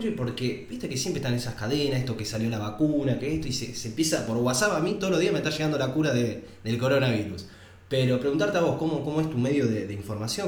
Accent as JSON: {"language": "Spanish", "town": "Mar del Plata", "region": "Buenos Aires Province", "country": "Argentina", "said": "yo soy de Mar del Plata"}